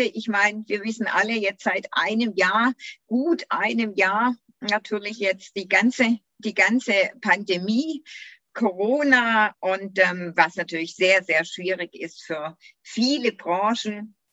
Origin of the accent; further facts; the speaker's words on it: Göppingen district, Baden-Württemberg, Germany; geboren, aufgewachsen und noch immer hier im Landkreis